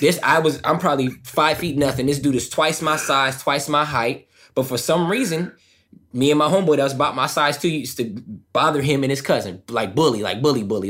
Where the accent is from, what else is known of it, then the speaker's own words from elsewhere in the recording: Southern California, United States; I grew up in SoCal, right? The land of Hollywood, right?